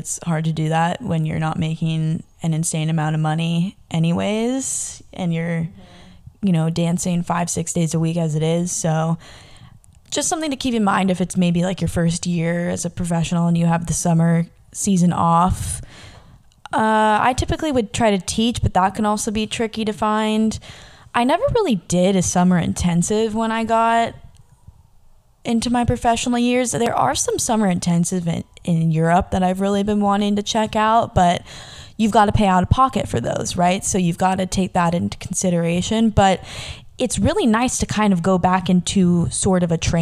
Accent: Southern California, United States; moved away as an adult; also born or lived in Denver; I was from Southern California when I was living in Denver.

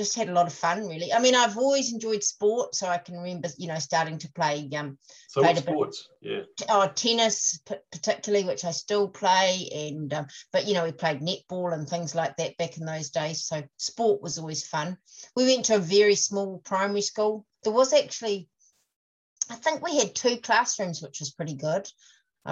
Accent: King Country, North Island, Waikato, New Zealand; now in Queenstown, New Zealand; I was born in the King Country in the middle of the North Island on a farm

